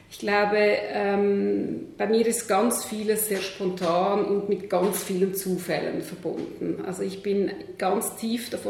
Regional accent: Switzerland; Ähm, ich bin am Zürichsee aufgewachsen, sehr behutsam, in einer ähm, halb akademischen Familie, halb Bauernfamilie.

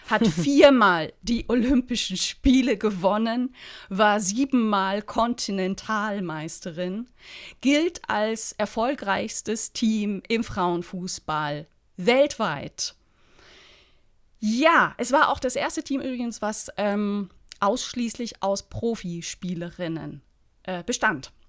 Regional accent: Berlin, Germany; als Berlinerin als, als Berliner

